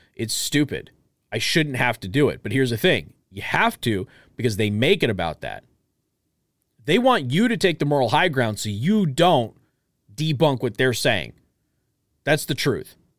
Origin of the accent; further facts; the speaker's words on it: Las Vegas, Nevada, United States; originally from Las Vegas, my hometown